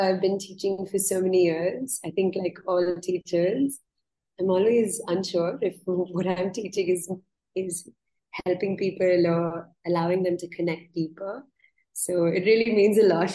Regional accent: India; how I was brought up here in India.

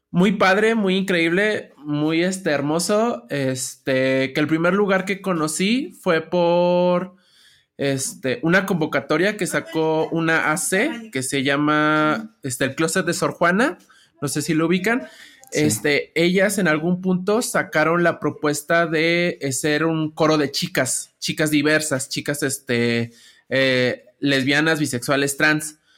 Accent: Mexico City, Mexico; tengo 29 años, ya casi cumplí los 30. Este, toda mi vida he vivido en la Ciudad de México, aunque gran parte de mi infancia la pasé en Xochimilco.

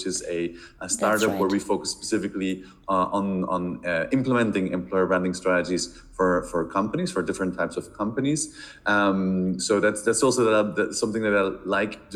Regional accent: Belgium; moved away as an adult; now in Barcelona, Spain; I'm originally from Belgium, but currently living in Barcelona for the last 10 years

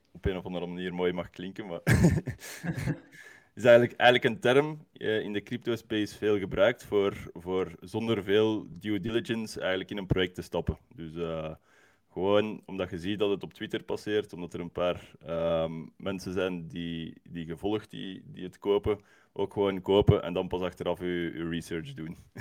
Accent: Leuven, Flanders, Belgium; als Leuvenaar

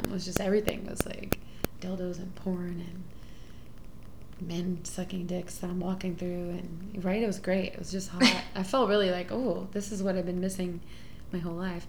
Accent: Houston, Texas, United States; moved away as an adult; now in Oakland, United States; I'm from Houston

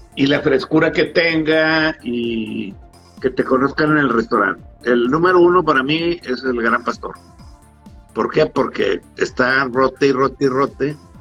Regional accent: Monterrey, Nuevo León, Mexico; Acá en los regios

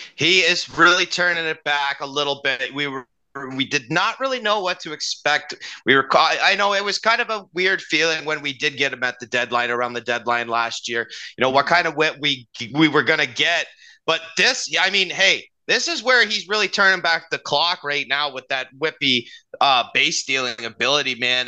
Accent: Canada; as Canadian kids

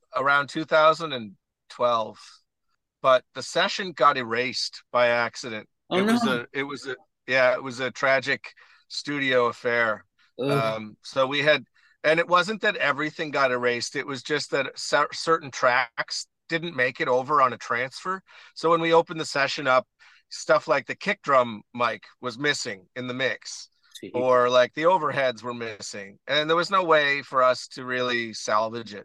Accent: Stratford, Prince Edward Island, Canada; also born or lived in Edmonton / Toronto; Battery Point, which is where I grew up in Stratford area

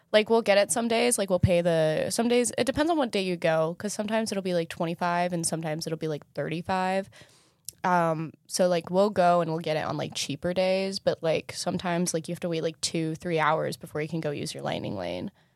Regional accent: Southern California, United States; we're Southern Californian.

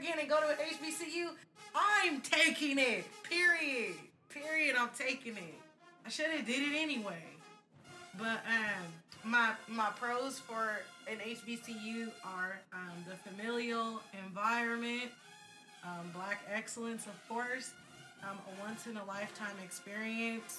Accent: Bakersfield, California, United States; moved away; also born or lived in Sacramento; I'm from Bakersfield, California. I went to school at predominantly white institutions my entire upbringing. I went to Bakersfield College

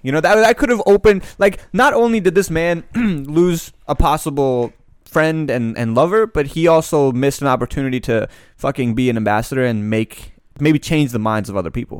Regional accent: Annapolis, Maryland, United States; I grew up in Annapolis, which is predominantly very white.

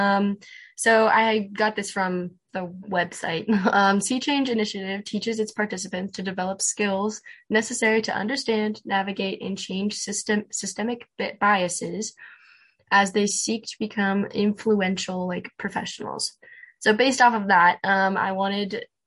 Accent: California, United States; I also grew up in a camper growing up in California.

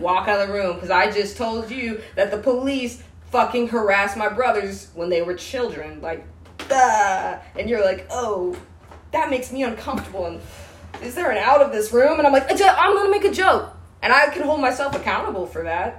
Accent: outside Washington D.C., District of Columbia, United States; moved away as an adult; now in Bellingham, United States; or outside Washington D.C.

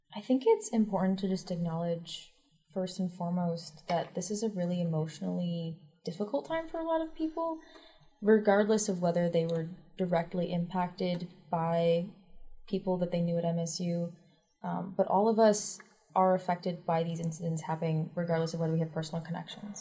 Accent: East Lansing, Michigan, United States; I'm from East Lansing, Michigan. That is a place that I went to high school

